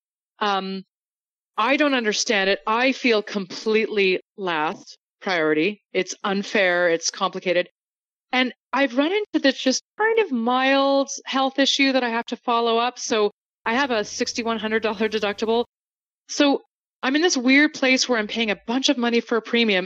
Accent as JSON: {"language": "English", "country": "Canada", "moved": "as an adult", "lives_now": "United States", "said": "As a Canadian"}